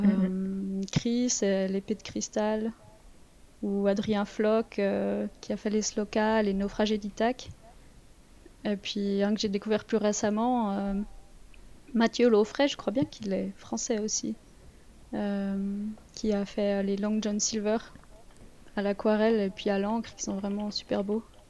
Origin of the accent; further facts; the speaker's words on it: Vaud, Switzerland; accent: Vaudois; mon accent vaudois